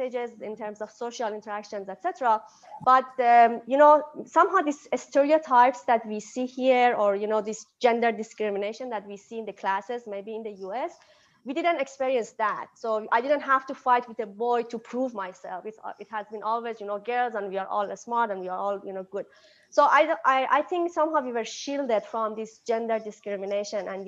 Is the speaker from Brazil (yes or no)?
no; Iran; moved away as an adult; now in United States; I'm from Iran, so I basically grew up in an Eastern culture and Eastern educational system